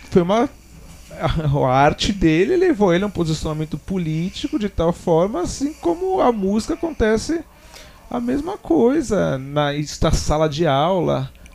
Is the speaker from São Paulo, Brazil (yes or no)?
yes; Ipiranga, São Paulo, Brazil; a gente é lá do Ipiranga, né? A banda, praticamente todo mundo